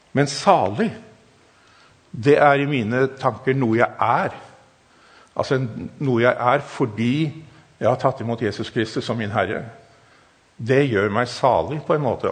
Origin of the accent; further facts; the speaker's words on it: Germany; Norwegian is a second language; also born or lived in Africa; now in Norway; Jeg er tysker